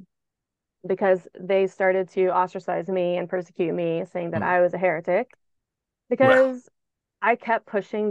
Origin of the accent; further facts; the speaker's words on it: Texas, United States; I grew up in Texas around Baptists